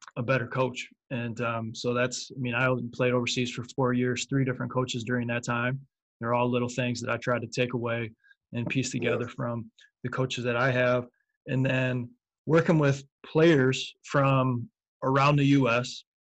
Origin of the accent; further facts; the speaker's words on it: Michigan, United States; I was from Michigan